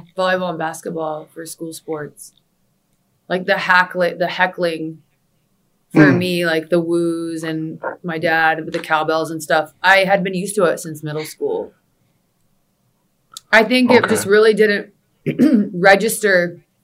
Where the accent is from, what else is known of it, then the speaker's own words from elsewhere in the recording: Charlotte, North Carolina, United States; moved away as an adult; also born or lived in Orlando, Florida; now in Florida, United States; Charlotte. Mm-hmm. Born and raised